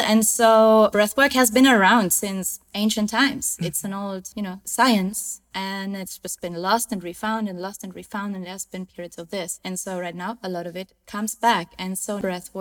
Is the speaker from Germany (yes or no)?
yes; close to Munich, Bavaria, Germany; now in Cabarete, Dominican Republic; So I was born and raised in Germany, in the south of Germany, close to Munich